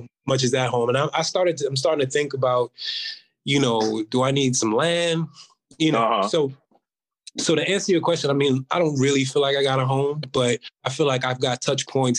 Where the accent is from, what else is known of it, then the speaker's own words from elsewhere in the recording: New York City, New York, United States; I am a New Yorker